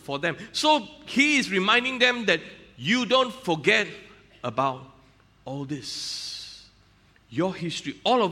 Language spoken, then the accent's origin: English; Malaysia; I'm a Malaysian customs officer